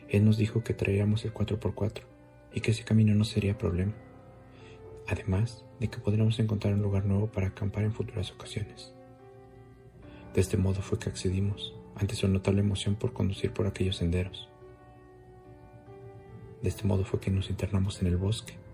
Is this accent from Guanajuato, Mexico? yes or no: no; Texcoco, State of Mexico, Mexico